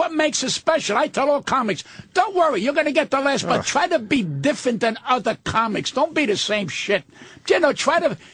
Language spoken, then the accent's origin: English; United States; I'm born in this fucking country. I'm not an Italian-American. I'm an American